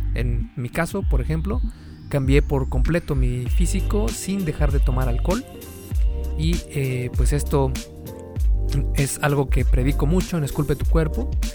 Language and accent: Spanish; Mexico; En México, por ejemplo, de donde soy